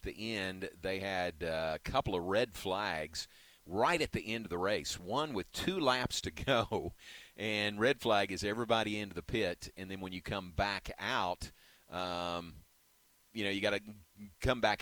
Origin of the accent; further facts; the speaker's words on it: Kentucky, United States; now in Texas, United States; growing up in Kentucky, we were within driving distance of Indianapolis